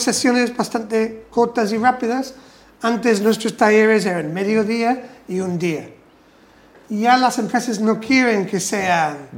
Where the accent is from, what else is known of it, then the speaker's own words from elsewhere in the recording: England, United Kingdom; Spanish is a second language; now in Spain; soy inglés más o menos de pura cepa.